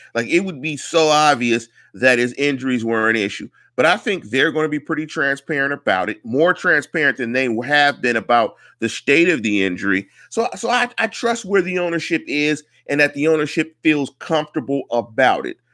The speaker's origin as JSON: {"language": "English", "town": "Pittsburgh", "region": "Pennsylvania", "country": "United States", "said": "I'm from Pittsburgh."}